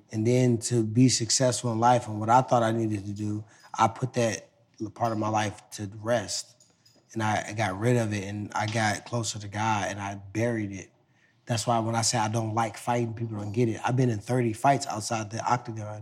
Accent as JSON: {"language": "English", "town": "Ferguson", "region": "Missouri", "country": "United States", "said": "I came from Ferguson"}